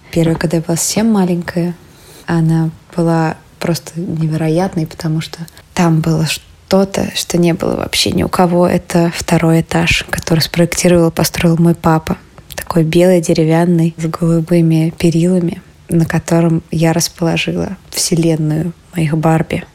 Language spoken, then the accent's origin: Russian; Kazan, Tatarstan, Russia; moved away as an adult; now in Moscow, Russia; когда я впервые вернулась из Москвы в Казань